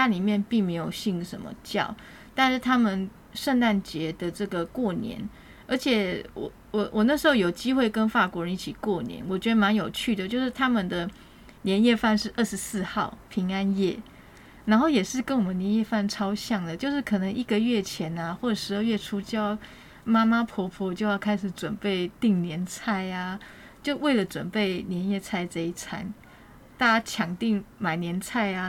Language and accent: Chinese; Taiwan; 因为我们台湾人觉得，哎，如果你在旅游过程当中认识陌生人，蛮好聊的。然后通常我们都会留联络方式。